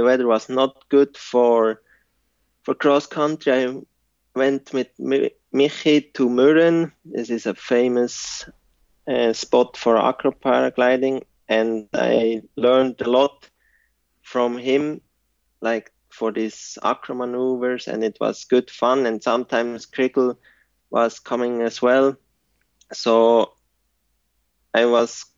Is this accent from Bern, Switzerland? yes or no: yes; Frutigen, Bern, Switzerland; English is a second language; I grew up in Frutigen. It's in the Swiss mountains, close to Interlaken